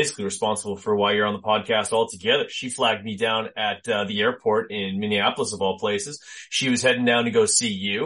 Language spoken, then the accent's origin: English; Canada; also born or lived in Winnipeg; a fellow Canadian